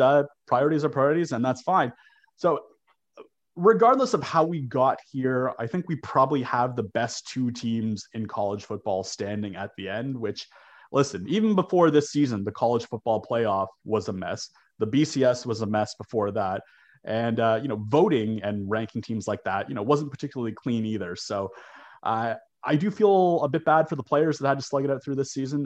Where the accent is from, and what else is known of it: Toronto, Ontario, Canada; born or raised there